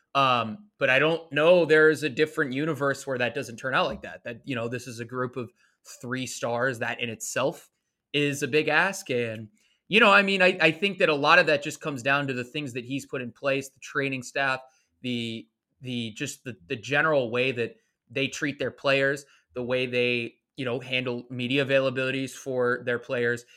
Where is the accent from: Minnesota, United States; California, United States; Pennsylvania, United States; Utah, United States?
California, United States; moved away as an adult; now in New York, United States; I'm from California originally.